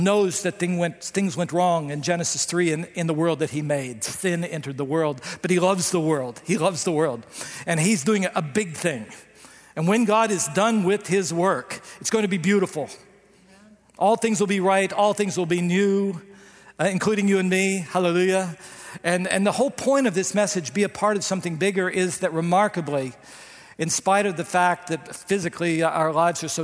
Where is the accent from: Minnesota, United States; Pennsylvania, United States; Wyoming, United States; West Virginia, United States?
West Virginia, United States; moved away; I come from West Virginia